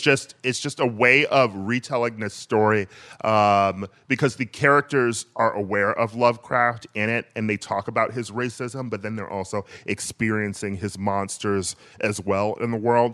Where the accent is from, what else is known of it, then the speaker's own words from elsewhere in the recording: Milwaukee, Wisconsin, United States; Milwaukee uh, my hometown